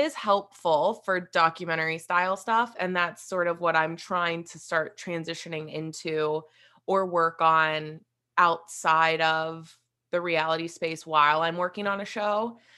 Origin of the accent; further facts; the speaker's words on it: West Virginia, United States; moved away; I am originally from West Virginia, so that's where I grew up